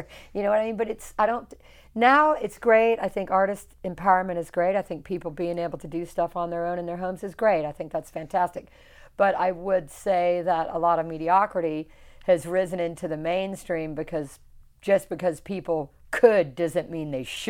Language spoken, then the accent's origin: English; the South, United States; You know, I'm from the South, so I can speak